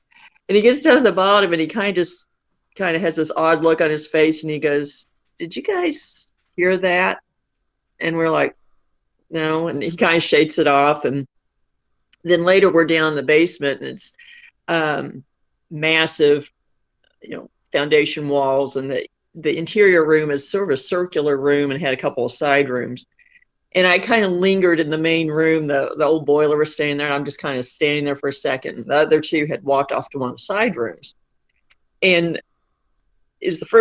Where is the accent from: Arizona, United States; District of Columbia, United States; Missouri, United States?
Missouri, United States; Southwest; I grew up on a farm in Southwest Missouri